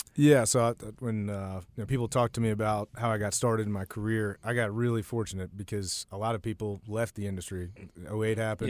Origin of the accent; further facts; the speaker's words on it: Warrenton, Virginia, United States; moved away; I'm originally from Warrenton, Virginia, which is a, a small town that today is probably, uh, considered a, a suburb of D C, but when I was growing up, it was a little bit more rural.